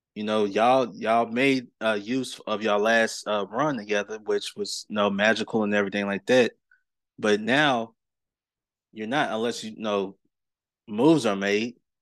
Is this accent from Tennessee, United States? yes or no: yes; Clarksville, Tennessee, United States; my hometown of Clarksville, Tennessee